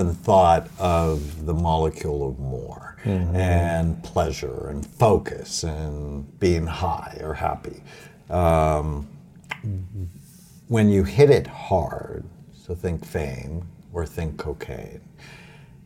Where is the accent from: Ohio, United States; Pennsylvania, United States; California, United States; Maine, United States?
California, United States; Los Angeles; I grew up in Catholic school, I went to Our Lady of Grace Elementary School in Encino and then Crespi High School